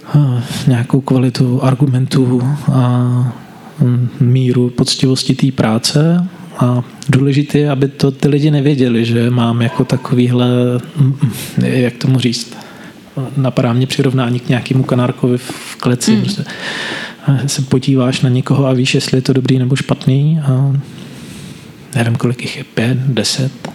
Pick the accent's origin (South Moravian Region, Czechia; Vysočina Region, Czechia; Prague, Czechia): South Moravian Region, Czechia; Brno; Já jsem z Brna, nikdy jsem z Brna nebyl víc než na dva týdny v kuse